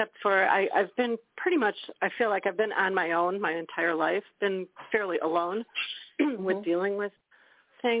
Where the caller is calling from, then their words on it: Racine, Wisconsin, United States; I'm calling from Racine, Wisconsin.